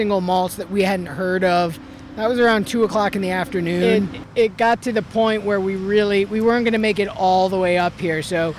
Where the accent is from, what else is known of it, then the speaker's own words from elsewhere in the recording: Connecticut, United States; now in Los Angeles, United States; I grew up on the East Coast. In Connecticut, and I've been in LA for 24 years. I came here for the summer in 2016